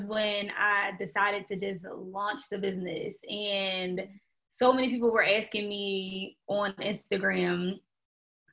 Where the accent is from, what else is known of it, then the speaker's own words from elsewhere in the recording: Philadelphia, Pennsylvania, United States; now in Atlanta, United States; I'm originally from Philadelphia